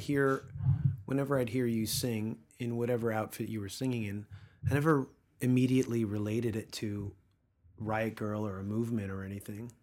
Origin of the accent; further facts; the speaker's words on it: East Coast, United States; now in Los Angeles, United States; Growing up on the East Coast